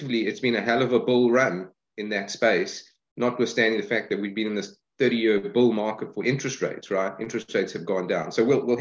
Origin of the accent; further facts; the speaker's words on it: Johannesburg, Gauteng, South Africa; moved away; I'm from Joburg originally